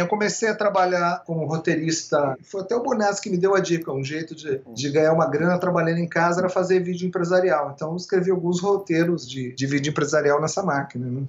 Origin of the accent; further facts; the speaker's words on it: São Paulo, Brazil; Onde eu cresci ali, no, na periferia do na periferia da periferia, né? na periferia Sim. do Ipiranga, muito perto da favela Heliópolis, que na época era a maior favela de São Paulo